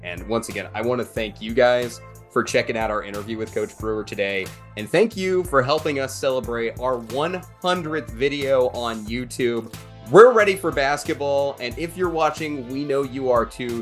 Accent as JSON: {"language": "English", "area": "town just north of Jacksonville", "region": "Arkansas", "country": "United States", "tie": "born or raised there", "said": "which is my hometown area as well. I'm from the town just north of there"}